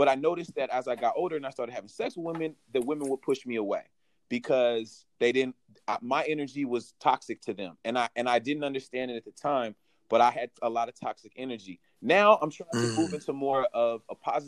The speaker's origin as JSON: {"language": "English", "town": "San Francisco", "region": "California", "country": "United States", "tie": "born or raised there", "said": "I'm from San Francisco. You know, growing up in San Francisco, you know, everybody was accepted"}